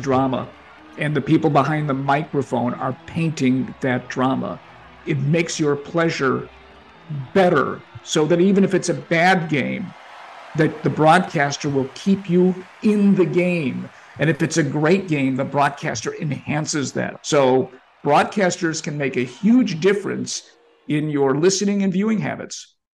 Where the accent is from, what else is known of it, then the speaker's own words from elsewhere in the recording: Chicago, Illinois, United States; growing up in Albany Park